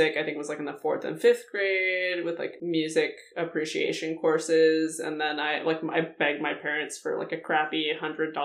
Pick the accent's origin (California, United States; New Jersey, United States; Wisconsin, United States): California, United States; Indio; also born or lived in Colorado Springs, Colorado; now in San Francisco, United States; I grew up in the Palm Springs area. The town is called Indio